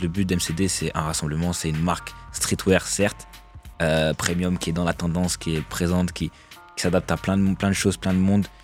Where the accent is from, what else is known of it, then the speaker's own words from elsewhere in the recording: Nancy, Grand Est, France; moved away; je viens de province, je viens d'ici justement, de Nancy